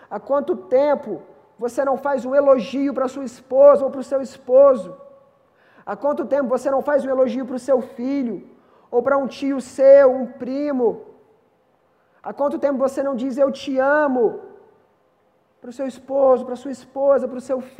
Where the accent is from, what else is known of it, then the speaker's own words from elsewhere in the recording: Minas Gerais, Brazil; now in São Paulo, Brazil; Eu, eu e o David, nós viemos de Minas.